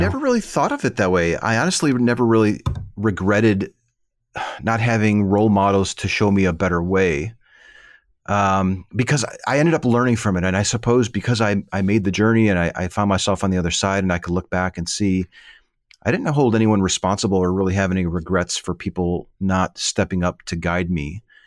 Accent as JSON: {"language": "English", "town": "Chicago", "region": "Illinois", "country": "United States", "tie": "born or raised there", "moved": "yes", "said": "I lived, I grew up in the Midwest, in the Chicago"}